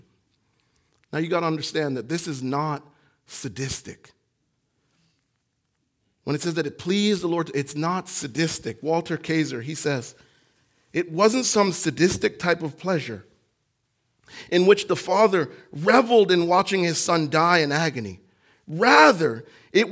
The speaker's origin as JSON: {"language": "English", "country": "Jamaica", "tie": "born or raised there", "moved": "yes", "said": "When I was growing up in Jamaica"}